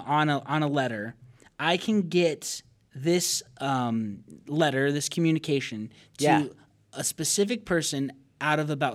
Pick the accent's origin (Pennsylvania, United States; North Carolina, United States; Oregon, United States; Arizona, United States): Arizona, United States; Payson; born there; I was born in Payson, Arizona.